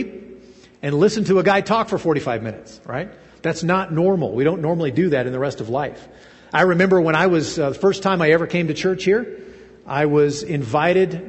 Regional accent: United States; also born or lived in Russia; I was operating as an American

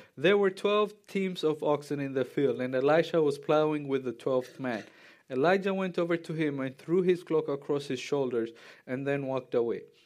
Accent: Tanzania; moved away as an adult; also born or lived in Ethiopia; I'm from Ethiopia, East Africa, grew up in Tanzania

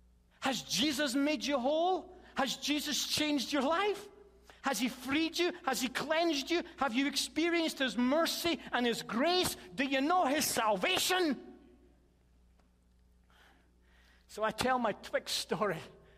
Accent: Chicago, Illinois, United States; I'm from Chicago. Can you not tell by the accent?

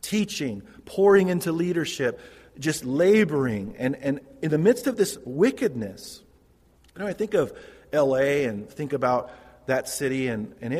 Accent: Modesto, California, United States; I was raised in Modesto

